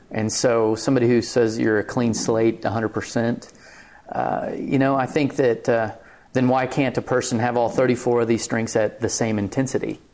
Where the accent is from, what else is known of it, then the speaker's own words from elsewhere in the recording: Clovis, New Mexico, United States; now in Lubbock, United States; I'm from Clovis, New Mexico